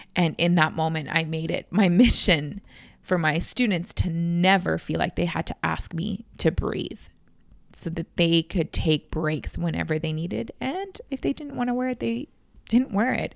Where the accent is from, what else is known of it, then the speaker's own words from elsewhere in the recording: Canada; I've always grown up with, um, in my hometown, I always had Indigenous friends.